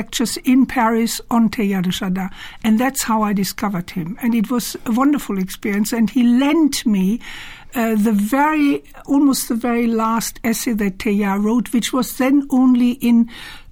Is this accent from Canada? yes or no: no; Germany; also born or lived in Cologne; now in United Kingdom; I was born in Cologne, but I was born just before the beginning of the Second World War, and then mm-hmm. we were evacuated, and then I grew up in a very rural area in the mountains